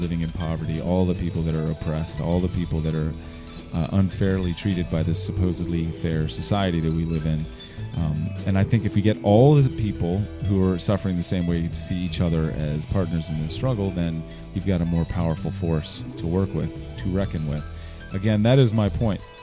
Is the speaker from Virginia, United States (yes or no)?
yes; Richmond, Virginia, United States; Growing up in Churchill, going to Richmond Public Schools, it's just been there all along